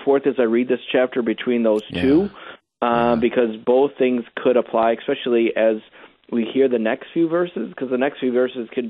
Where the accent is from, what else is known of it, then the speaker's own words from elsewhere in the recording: United States; As an American